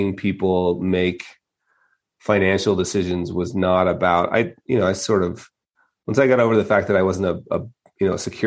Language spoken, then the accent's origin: English; Utah, United States; moved away; also born or lived in Las Vegas; born and raised in Utah